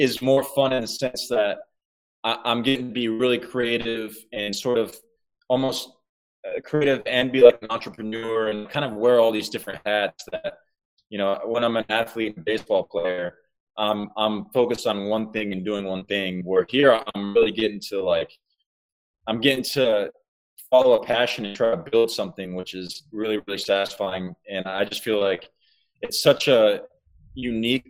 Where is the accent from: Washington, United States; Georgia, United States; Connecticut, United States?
Georgia, United States; I'm from Georgia.